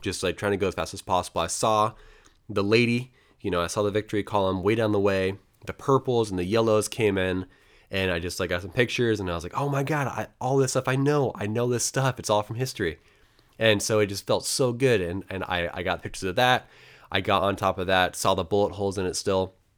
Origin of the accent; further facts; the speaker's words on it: Portland, Oregon, United States; a West Coast American, basically from Portland, Oregon